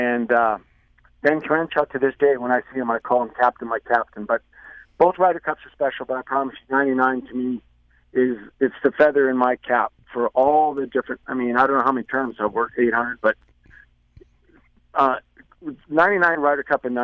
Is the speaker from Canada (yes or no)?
yes; Canada; moved away as an adult; now in United States; I'm Canadian, but I promise you, I'm American. I've lived here since 1985, and I still hold a Canadian passport, but I'm American.